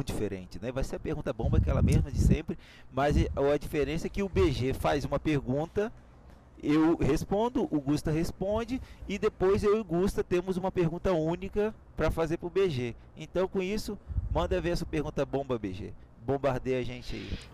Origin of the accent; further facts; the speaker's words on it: Brazil; nós somos brasileiros